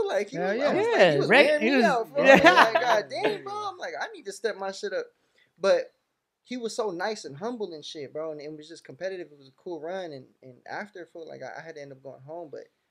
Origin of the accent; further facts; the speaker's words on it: Palmdale, California, United States; also born or lived in Lancaster, California; I was born and raised in the Antelope Valley. I was born at AV Hospital, so it's in Lancaster, but Lancaster and Palmdale, same shit.